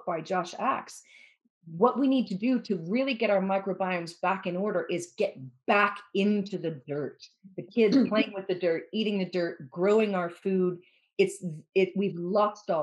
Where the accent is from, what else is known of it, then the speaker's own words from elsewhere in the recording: United States; now in Wales, United Kingdom; I'm American, I'm a journalist